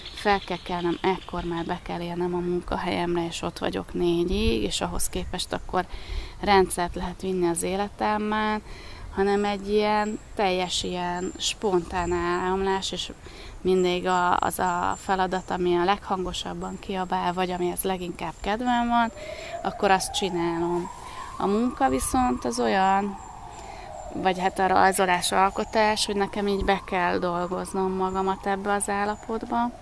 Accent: Baja, Bács-Kiskun, Hungary; moved away as an adult; also born or lived in Pécs; Baján születtem, és ott nőttem föl

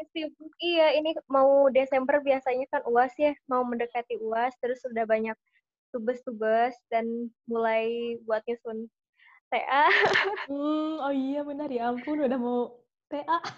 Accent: Sumedang, West Java, Indonesia; now in Bandung, Indonesia; Kalau asalnya sendiri, aku dari Sumedang, tapi uh, untuk tinggal saat ini ada di Bandung gitu.

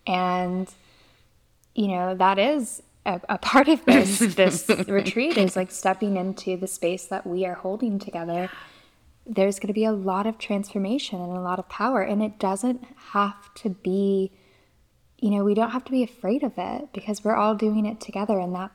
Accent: Mississippi, United States; also born or lived in Louisiana / Florida; No, I'm from Mississippi, Louisiana, and Florida.

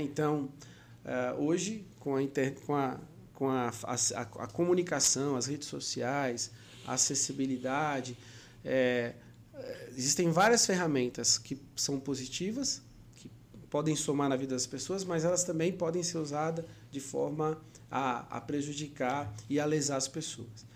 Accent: São Paulo, Brazil; now in Maceió, Brazil; natural da cidade de São Paulo, mas já vivo na, na minha, que eu posso considerar minha amada Maceió, amada Lagoas, desde 2000 ah, desde de, de 1999

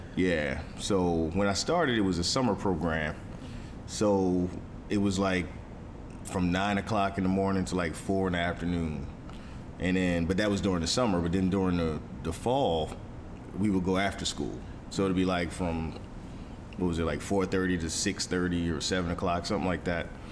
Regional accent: Philadelphia, Pennsylvania, United States; I'm from Philly

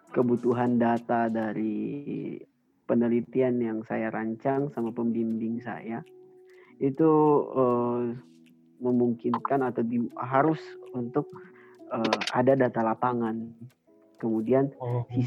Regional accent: Enrekang, South Sulawesi, Indonesia; Uh, saya asal daerah ya dari Endrekan Sulawesi Selatan.

